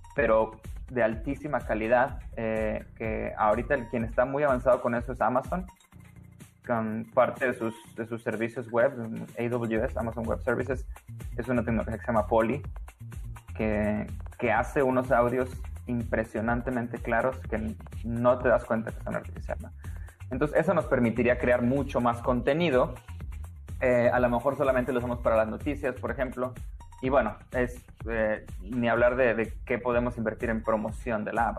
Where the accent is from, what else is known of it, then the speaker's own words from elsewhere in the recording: Tampico, Tamaulipas, Mexico; moved away as an adult; also born or lived in India / United States / Germany; estudié programación eh, en, Tampico, de donde yo soy.